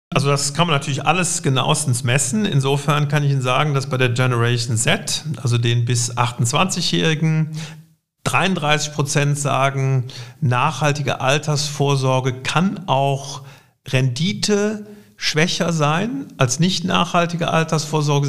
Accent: Cologne, North Rhine-Westphalia, Germany; Also ganz ursprünglich bin ich geboren in Hohenlind, also äh, in Lindtal, wo ich auch heute wieder wohne

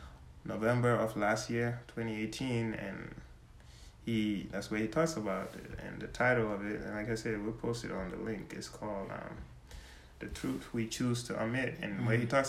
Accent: Gambia; not only for me to say I'm from Gambia, I'm here from Gambia, but if someone really asks me, oh, what are you like? And I say, oh, yeah, my dad's Jola, my mom's Wolof cereal, you know

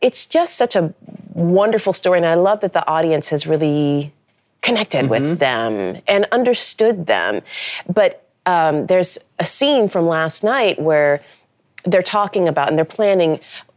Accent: Nebraska, United States; also born or lived in Memphis, Tennessee; I grew up in Nebraska

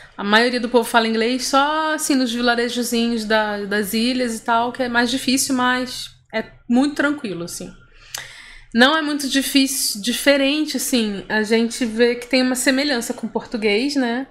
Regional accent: Rio de Janeiro, Brazil; now in São Paulo, Brazil; eu sou carioca

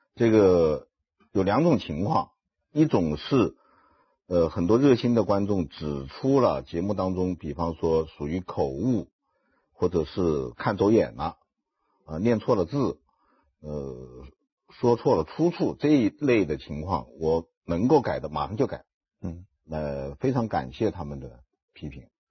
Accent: Wuhan, Hubei, China; moved away as an adult; also born or lived in Changsha, Hunan / Xinjiang; 我的父亲，母亲都是湖南人，我嗯。出生在湖南长沙湘雅医院嗯。因此无论从祖籍还是从出生地嗯。，我是地地道道的湖南人嗯。但是六岁我就随父母到了这个武汉嗯。，在武汉度过了中小学时期，然后高中毕业以后就到新疆去了

